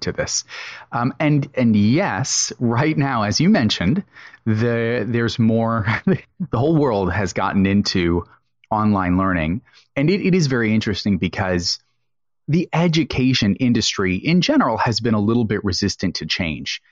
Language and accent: English; United States; So I'm an American